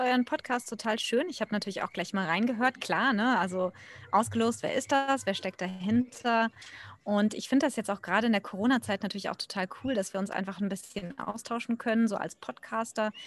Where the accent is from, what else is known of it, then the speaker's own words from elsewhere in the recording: Germany; now in India; Ich bin Deutsche, eigentlich ursprünglich ausgewandert vor mittlerweile knapp 20 Jahren